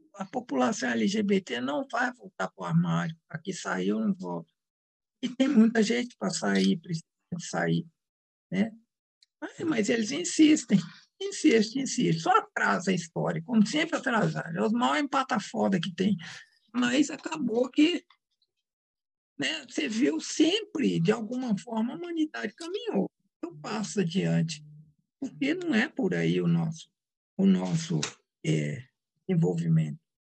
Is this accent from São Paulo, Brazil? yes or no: no; Minas Gerais, Brazil; Eu sou mineira